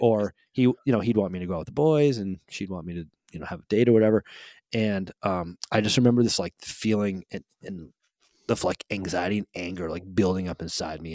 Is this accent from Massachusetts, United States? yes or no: yes; Holyoke, Massachusetts, United States; the house that I grew up in Holyoke, Massachusetts